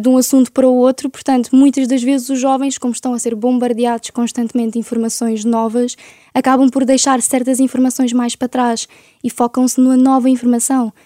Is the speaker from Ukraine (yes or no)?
yes; Ukraine; now in Portugal; para nós como ucranianos